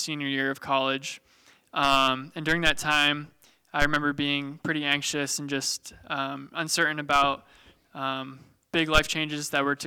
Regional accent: Bemus Point, New York, United States; I'm a local kid. I grew up in Bemis Point, not too far from Jamestown.

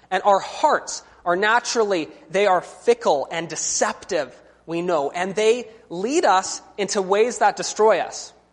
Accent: British Columbia, Canada; I'm from British Columbia. And one of the wonderful things about being from British Columbia is that we have all these wonderful mountains and forests to hike.

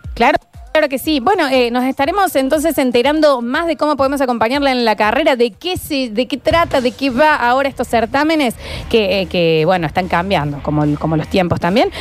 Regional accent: Argentina; representante argentina

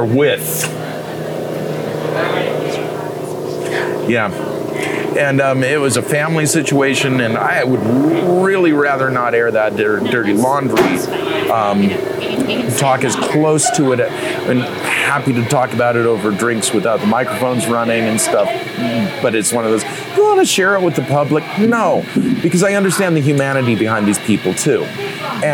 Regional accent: Murray, Utah, United States; moved away as an adult; also born or lived in Montana; I grew up in Murray. We're at a bar in Murray here

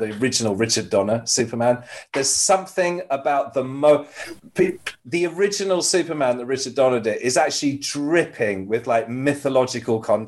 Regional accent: United Kingdom; I'm British

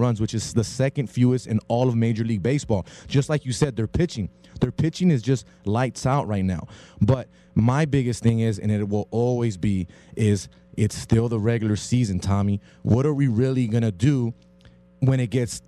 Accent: Los Angeles, California, United States; Me being from L.A.

